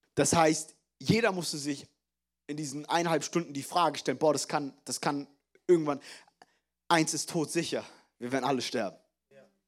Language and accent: German; Frankfurt, Hesse, Germany; die Schulen in Frankfurt, wo ich groß geworden bin